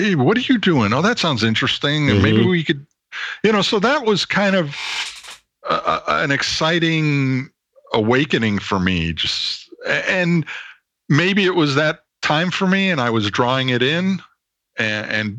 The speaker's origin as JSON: {"language": "English", "area": "suburbs of Chicago", "region": "Illinois", "country": "United States", "tie": "born or raised there", "moved": "as an adult", "lives_now": "California, United States", "said": "I'm originally from the suburbs of Chicago."}